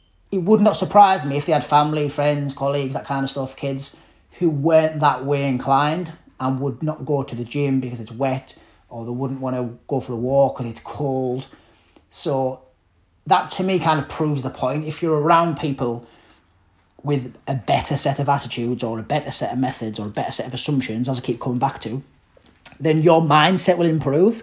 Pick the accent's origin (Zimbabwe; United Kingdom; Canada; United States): United Kingdom; Middlesbrough, North East England; moved away; I'm from Middlesbrough, rough part of Middlesbrough, council estate